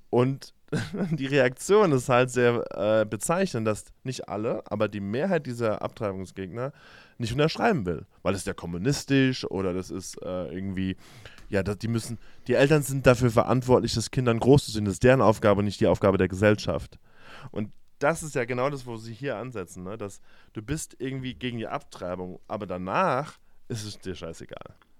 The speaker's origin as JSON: {"language": "German", "country": "Germany", "moved": "yes", "lives_now": "United States", "said": "als Deutsche"}